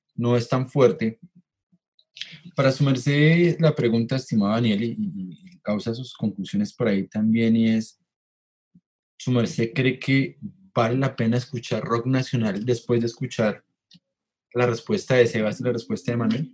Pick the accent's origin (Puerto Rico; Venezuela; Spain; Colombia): Colombia; nosotros como, como Latinoamérica, como Colombia